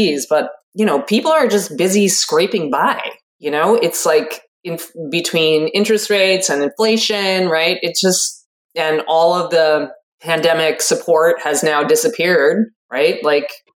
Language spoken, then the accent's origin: English; United States; as an American